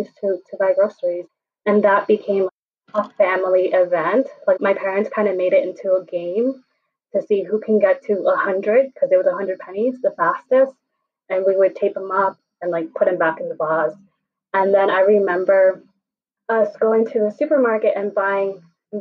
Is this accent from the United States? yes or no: yes; New York City, New York, United States; I grew up here in New York City